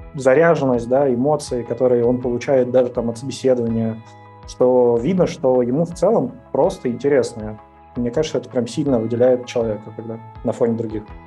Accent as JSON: {"language": "Russian", "town": "Ryazan", "region": "Ryazan Oblast", "country": "Russia", "tie": "born or raised there", "moved": "as an adult", "said": "я родился в Рязани, жил в Рязани"}